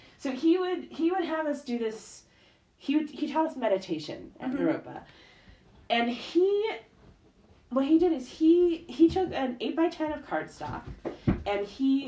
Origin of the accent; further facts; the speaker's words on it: Wisconsin, United States; I grew up in Wisconsin